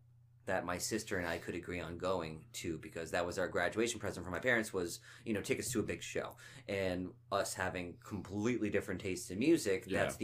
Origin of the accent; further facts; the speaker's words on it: Finland; I'm from Finland.